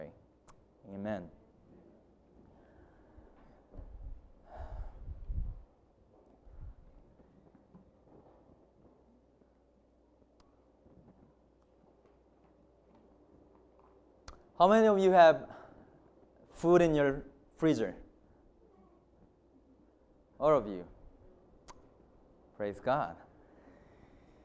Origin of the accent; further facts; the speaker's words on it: South Korea; English is a second language; moved away as an adult; I'm from South Korea, and I have studied in Heartland College for 4 years